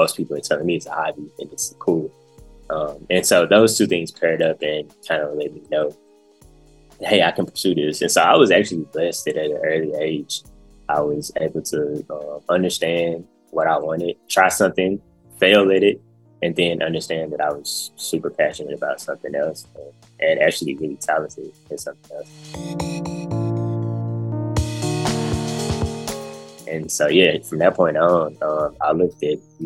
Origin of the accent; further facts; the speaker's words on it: Memphis, Tennessee, United States; I'm from Memphis, from the north side of Memphis, North Memphis, as they call it. Born and raised, been here my whole life